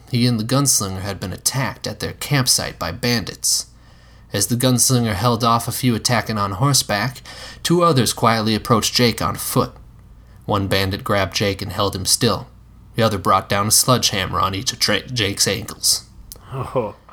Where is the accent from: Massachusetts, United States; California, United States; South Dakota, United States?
South Dakota, United States; my home state